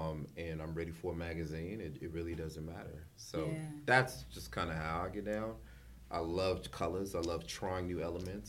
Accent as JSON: {"language": "English", "town": "Los Angeles", "region": "California", "country": "United States", "tie": "born or raised there", "said": "I grew up in South Central primarily"}